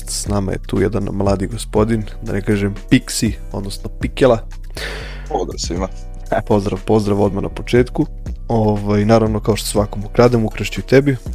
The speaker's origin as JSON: {"language": "Croatian", "town": "Novi Sad", "region": "Vojvodina", "country": "Serbia", "said": "kod nas u Novom Sadu"}